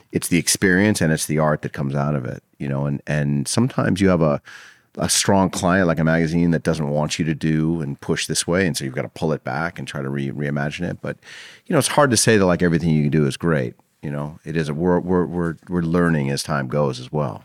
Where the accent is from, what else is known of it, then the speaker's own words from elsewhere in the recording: Los Angeles, California, United States; I grew up in L A in the, like, the seventies and eighties